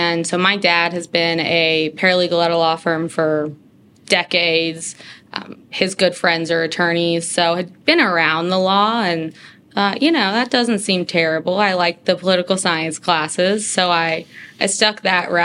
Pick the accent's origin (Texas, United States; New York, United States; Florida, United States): Texas, United States; Frisco; I'm from Frisco, so about 30 minutes outside of Dallas area